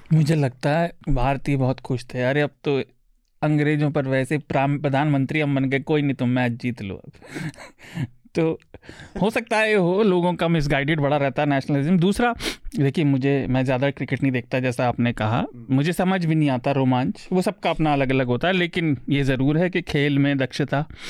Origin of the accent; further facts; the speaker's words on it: Uttar Pradesh, India; मैं यूपी से आता हूँ